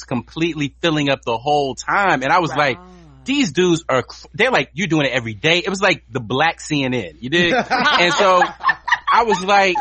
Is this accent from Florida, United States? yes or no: no; Virginia, United States; moved away as an adult; also born or lived in North Carolina; now in Los Angeles, United States; I'm from Virginia and North Carolina originally, and I've only lived in LA for like the last 20 years.